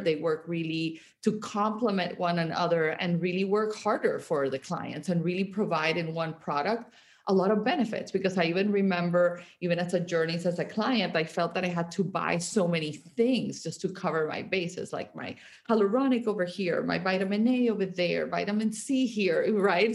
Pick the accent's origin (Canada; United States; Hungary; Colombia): Colombia; Barranquilla, Atlántico; moved away; I grew up in Colombia. I grew up in Barranquilla, which uh, it's like a coastal town